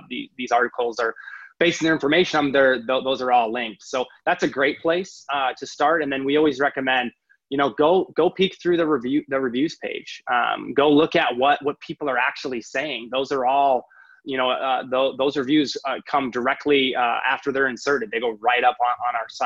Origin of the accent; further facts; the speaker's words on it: Midwest, United States; moved away; I'm originally from the Midwest